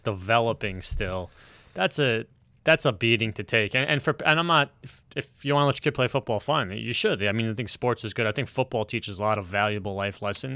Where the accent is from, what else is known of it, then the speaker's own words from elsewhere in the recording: New York, United States; as a New Yorker